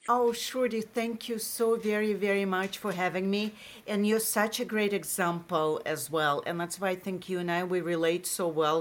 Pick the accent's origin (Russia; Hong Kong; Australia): Russia; accent: Russian; English is a second language; moved away as an adult; also born or lived in Massachusetts; now in United States; I have a Russian accent